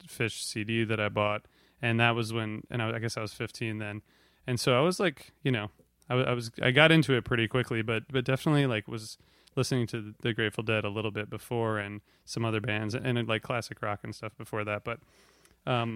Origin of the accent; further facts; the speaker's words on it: Ohio, United States; I'm from Ohio